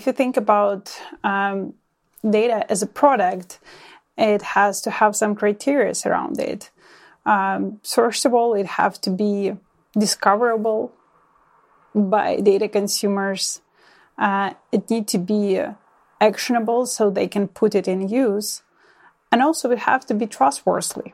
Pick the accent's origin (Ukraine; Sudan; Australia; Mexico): Ukraine; now in Ontario, Canada; born and raised in Ukraine, currently living in Ontario, Canada